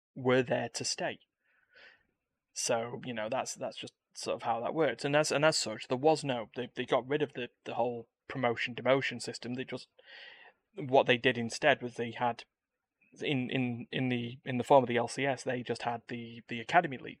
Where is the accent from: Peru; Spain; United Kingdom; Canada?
United Kingdom; I'm British